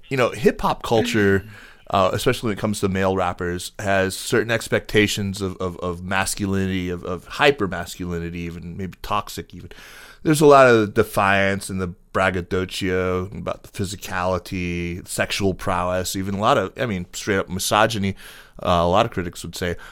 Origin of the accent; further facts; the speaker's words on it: upstate New York, United States; I'm from New York. I'm from upstate, though